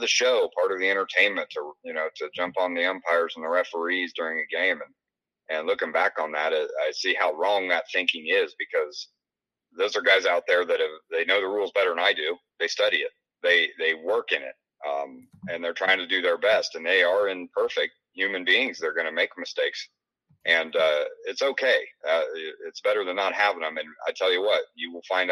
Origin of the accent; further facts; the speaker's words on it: Illinois, United States; now in Iowa, United States; my home state of Illinois.